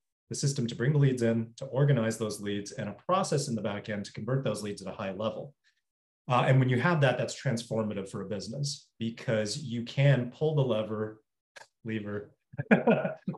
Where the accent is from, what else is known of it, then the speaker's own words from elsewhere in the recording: Toronto, Ontario, Canada; moved away as an adult; also born or lived in New York; born and raised in Toronto. Spent most of my life there and then moved to New York for 7 years.